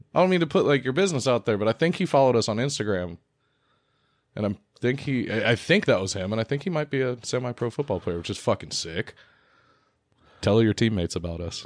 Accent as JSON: {"language": "English", "region": "Ohio", "country": "United States", "said": "we are from Ohio"}